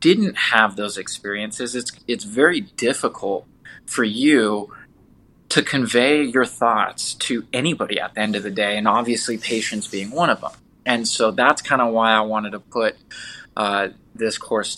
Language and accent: English; Southern California, United States; moved away as an adult; also born or lived in Detroit, Michigan; now in Las Vegas, United States; I'm originally from Southern California